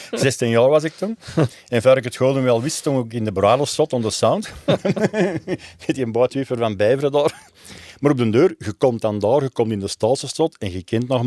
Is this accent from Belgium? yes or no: yes; Antwerp, Flanders, Belgium; ik kwam uit een Antwerps nest. Dus hier mijn familie ging eigenlijk zien, zowel thuis als op verplaatsing. Ik ben ook geboren en getogen in duinen noord Ik heb altijd in een zaastadje gewoond, aan bischoppen of Park.